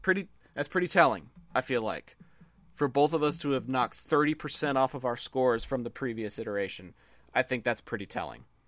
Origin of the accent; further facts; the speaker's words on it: Texas, United States; I'm from Texas